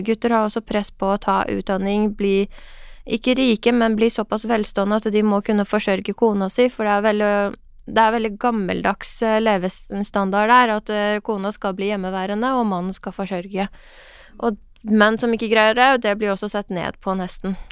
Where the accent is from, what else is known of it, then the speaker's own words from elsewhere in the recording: Iran; now in Norway; den reisen min fra Iran til Norge